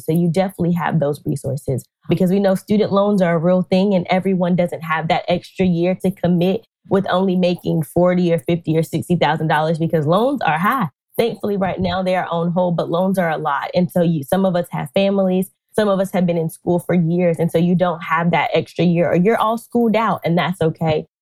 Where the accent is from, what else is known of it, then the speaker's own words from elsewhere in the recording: North Carolina, United States; I'm originally from North Carolina, born, raised, homegrown